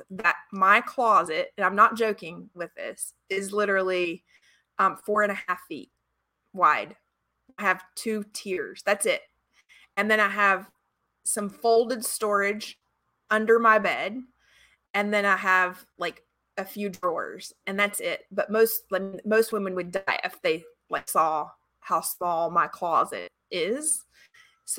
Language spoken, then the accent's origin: English; Georgia, United States; moved away; I'm from Georgia originally.